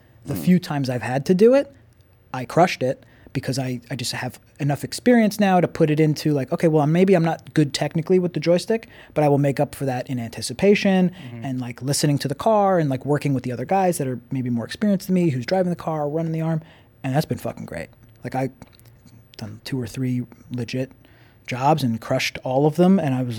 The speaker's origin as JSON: {"language": "English", "area": "Long Island", "region": "New York", "country": "United States", "said": "I'm from Long Island."}